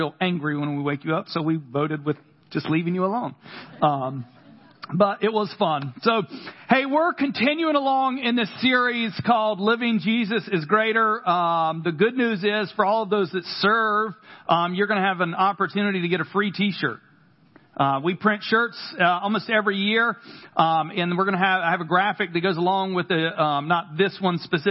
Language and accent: English; Carthage, North Carolina, United States; accent: country; Every now and again, my country accent comes out. From Carthage, North Carolina